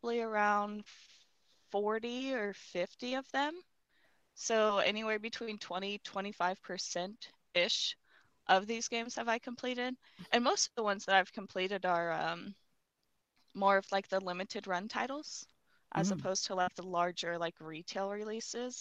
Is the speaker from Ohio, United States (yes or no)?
yes; Ohio, United States; I am from Ohio, born and raised